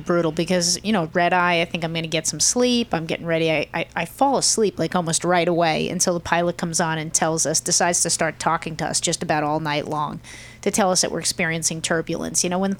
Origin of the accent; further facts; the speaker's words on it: Midwest, United States; How you doing? I'm from the Midwest.